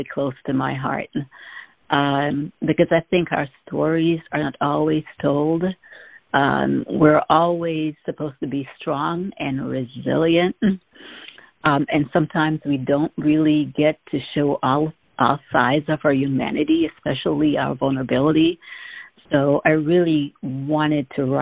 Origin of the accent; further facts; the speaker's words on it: Jamaica; moved away; When I was growing up in Jamaica, I was that quiet child, almost voiceless